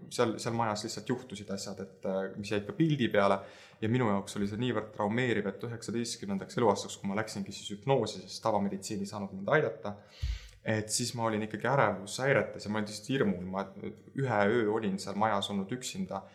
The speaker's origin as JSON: {"language": "Estonian", "town": "Tartu", "region": "Tartu County", "country": "Estonia", "tie": "born or raised there", "also_born_or_lived": "Lääne-Viru County", "said": "me kolisime ära siis Lääne-Virumaalt, äh, äh, kuna vanemad lahutasid ja, ja me kolisime Tartusse ja minu jaoks hakkas sealt nagu elu pihta"}